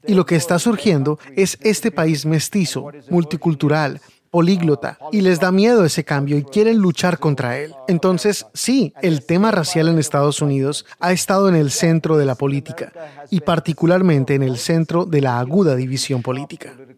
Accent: India; moved away; Yo me crié en India

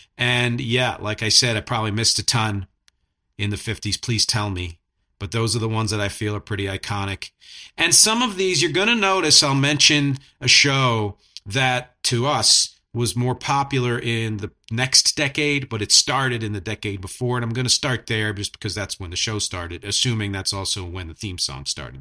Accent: Philadelphia, Pennsylvania, United States; I'm from Philadelphia

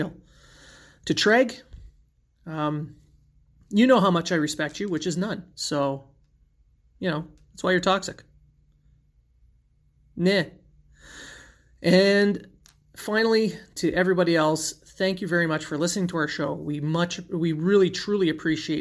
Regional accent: Sudbury, Ontario, Canada; my hometown Sudbury

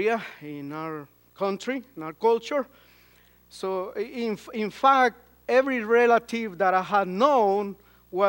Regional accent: Guatemala

